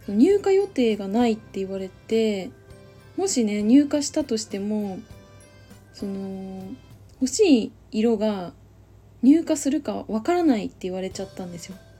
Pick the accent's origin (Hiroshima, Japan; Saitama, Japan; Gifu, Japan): Saitama, Japan; ちっちゃい時埼玉に住んでた